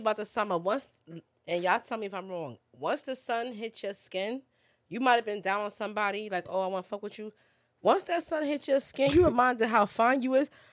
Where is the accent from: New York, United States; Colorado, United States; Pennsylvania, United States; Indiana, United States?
New York, United States; I'm a New Yorker.